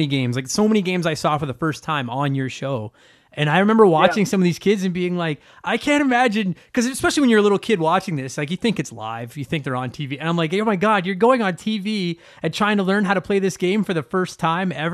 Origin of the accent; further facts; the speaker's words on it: Calgary, Alberta, Canada; I grew up in Calgary